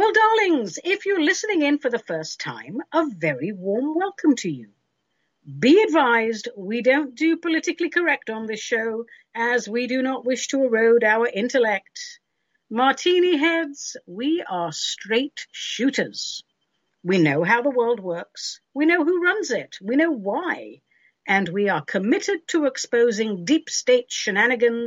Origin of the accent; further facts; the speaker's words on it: London, United Kingdom; now in United States; when I was growing up in London